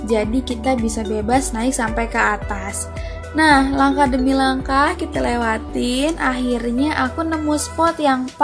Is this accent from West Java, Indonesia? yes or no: no; Central Java, Indonesia; karena kebetulan aku ini orang Jawa Tengah jadi kalau misalkan aku lagi pulang kampung pasti pulangnya itu nyempetin untuk datang ke Borobudur ini